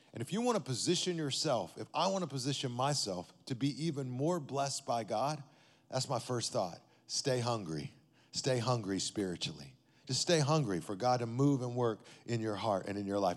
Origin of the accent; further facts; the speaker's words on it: Amarillo, Texas, United States; now in Las Vegas, United States; I grew up in Amarillo, Texas